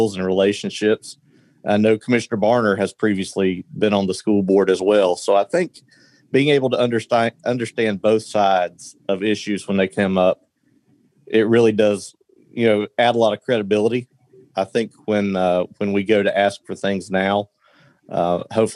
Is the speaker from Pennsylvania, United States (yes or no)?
no; North Carolina, United States; moved away as an adult; also born or lived in Minnesota; now in Maury County, United States; I grew up in North Carolina, went to college in Minnesota